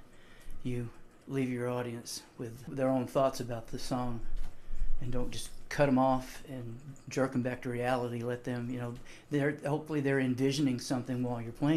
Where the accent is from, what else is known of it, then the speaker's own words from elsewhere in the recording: Enid, Oklahoma, United States; moved away as an adult; also born or lived in Memphis, Tennessee / San Diego, California; I was born in Enid and not in Beverly Hills